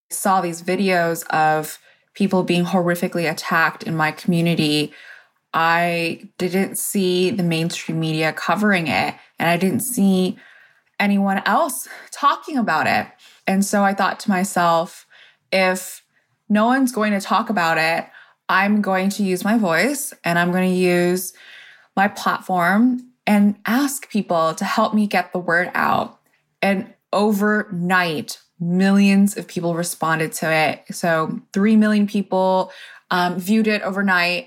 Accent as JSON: {"language": "English", "town": "Corona", "region": "California", "country": "United States", "tie": "born or raised there", "said": "I grew up in Corona, California, where there aren't actually that many Asian Americans"}